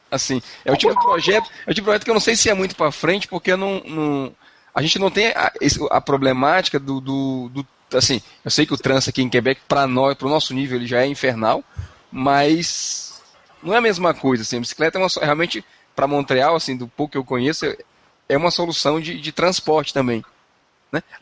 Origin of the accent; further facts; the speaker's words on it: Ceará, Brazil; now in Curitiba, Brazil; eu vim do Ceará, demorou três anos pra eu poder entrar nessa história do sol aí.